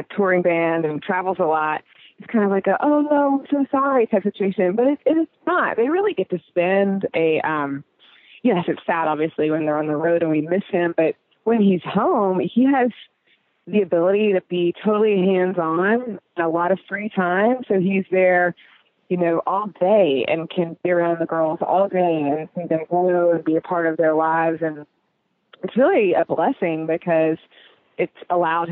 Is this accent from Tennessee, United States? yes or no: yes; Knoxville, Tennessee, United States; also born or lived in New York / Colorado / Chicago; now in Charleston, United States; I grew up in Knoxville, Tennessee